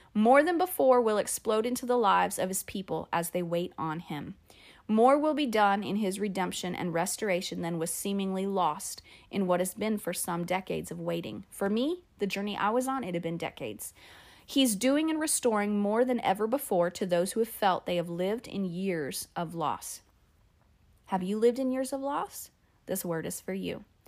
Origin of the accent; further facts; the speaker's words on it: Phoenix, Arizona, United States; moved away; I'm from Phoenix. And so it all happened in Phoenix, in my hometown, where I graduated from high school